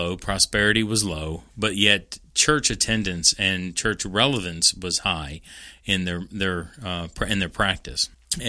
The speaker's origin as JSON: {"language": "English", "region": "Kentucky", "country": "United States", "tie": "born or raised there", "said": "I know even growing up in Central Kentucky, there was prayer"}